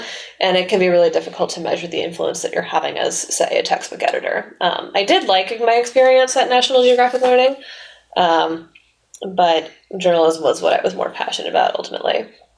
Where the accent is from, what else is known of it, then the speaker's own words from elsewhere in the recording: The Woodlands, Texas, United States; moved away as an adult; also born or lived in San Francisco; now in Boston, United States; So I grew up in the Woodlands side. Lived there my whole life. We only made one move, and it was from one side of town to the other side of town when I was 6 years old.